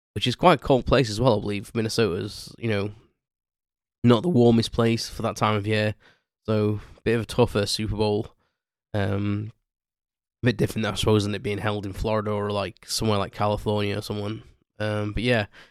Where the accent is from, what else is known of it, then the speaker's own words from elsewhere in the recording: United Kingdom; me being, being British